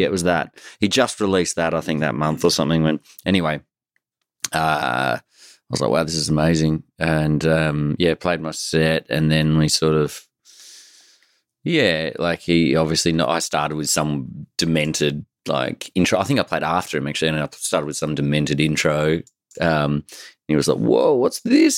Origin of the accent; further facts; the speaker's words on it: Australia; I grew up in Australia